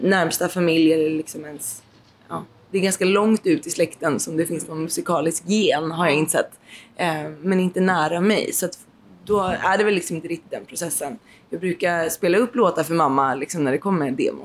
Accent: Nybro, Kalmar County, Sweden; moved away; also born or lived in Stockholm / Blekinge / Boden / Haparanda; Jag är uppvuxen i Nybro utanför Småland

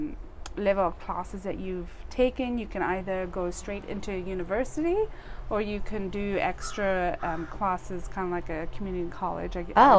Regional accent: Cape Town, Western Cape, South Africa; moved away as an adult; also born or lived in Zimbabwe / California; now in Decatur, United States; I grew up in a town called Cape Town.

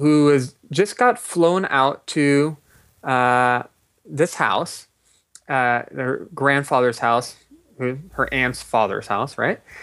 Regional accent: Los Angeles, California, United States; I grew up in Los Angeles

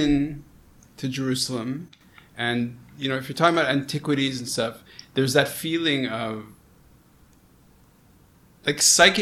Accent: Montreal, Quebec, Canada; I grew up in Montreal. You know, really, I'm a Canadian Montrealer.

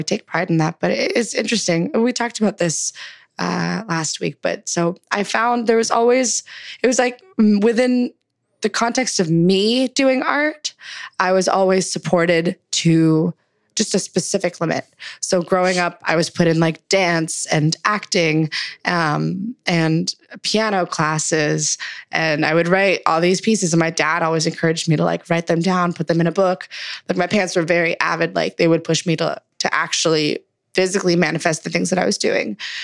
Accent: Markham, Ontario, Canada; also born or lived in Scarborough, Toronto / Zahle, Lebanon (parents); My family moved to Markham when I was about like 6 or 7, which is a suburb in the GTA

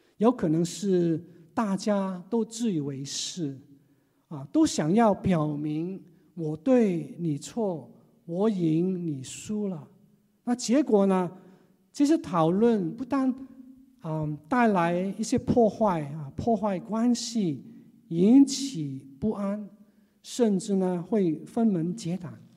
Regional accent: Hong Kong; 只有我一个人是土生土长的，像港人

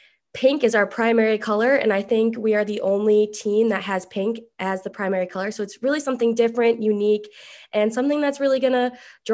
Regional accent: Buffalo, New York, United States; moved away as an adult; now in Florence, United States; I am from Buffalo, New York

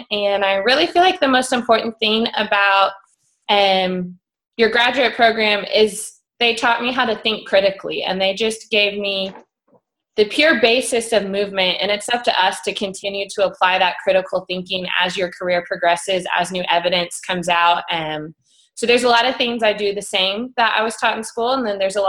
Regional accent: Dallas, Texas, United States; I grew up in Dallas, Texas, Lone Star State. It's a great place.

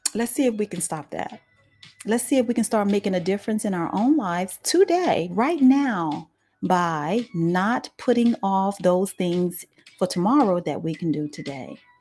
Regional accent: Dallas, Texas, United States; I'm from Dallas, Texas

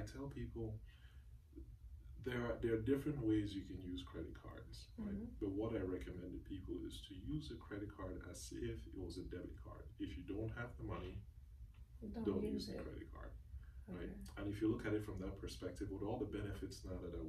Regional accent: Cameroon; moved away; I'm originally from Cameroon

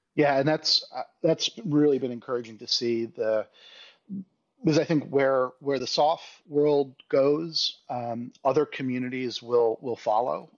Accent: United States; as an American

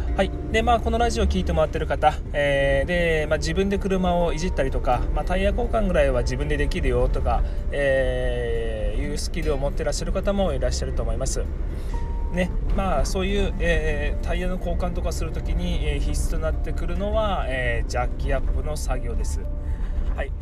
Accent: Miyazaki, Japan; 地元宮崎では

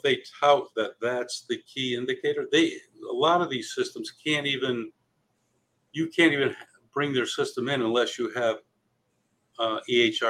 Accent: Cheshire, Connecticut, United States; I grew up here in Connecticut in a small town called Cheshire

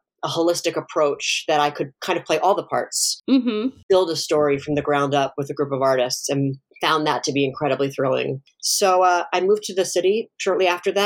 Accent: Baltimore, Maryland, United States; I grew up in Baltimore

